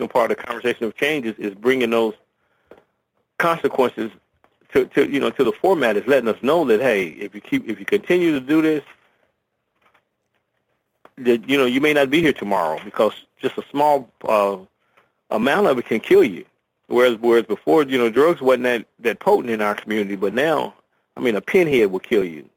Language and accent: English; Dayton, Ohio, United States; I was raised in Dayton, Ohio, on the west side of Dayton, Ohio